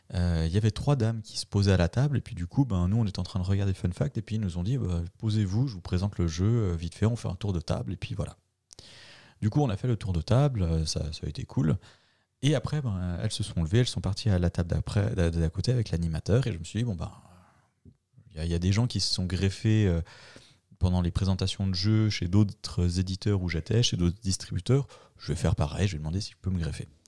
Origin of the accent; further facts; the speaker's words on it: Bulle, Fribourg, Switzerland; nous, euh, pauvres Bullois